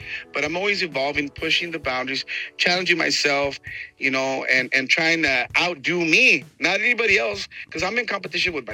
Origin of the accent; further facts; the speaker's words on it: San Antonio, Texas, United States; first language Spanish; English is a second language; I've been here in Texas, you know, since I was born in Texas, born in San Antonio